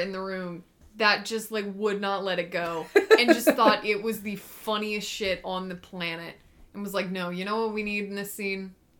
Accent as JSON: {"language": "English", "country": "United States", "said": "We're American and we affiliate with potatoes."}